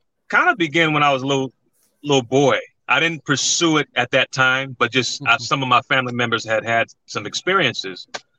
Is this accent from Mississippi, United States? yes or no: yes; Mississippi, United States; also born or lived in Long Beach, California; I'm originally from Long Beach, California. I moved to Mississippi, stayed there, went to high school and college, and came up.